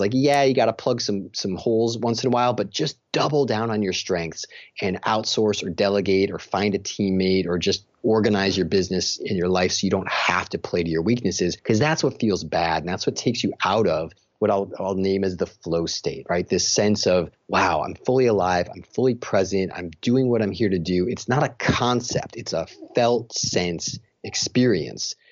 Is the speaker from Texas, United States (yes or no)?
no; Chicago, Illinois, United States; moved away as an adult; now in Rochester, New York, United States; I'm from Chicago